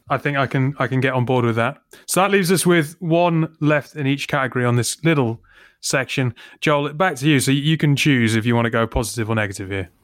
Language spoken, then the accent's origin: English; United Kingdom; I'm terribly British